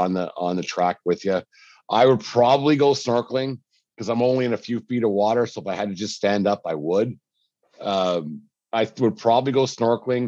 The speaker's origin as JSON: {"language": "English", "region": "Alberta", "country": "Canada", "said": "I'm so from Alberta"}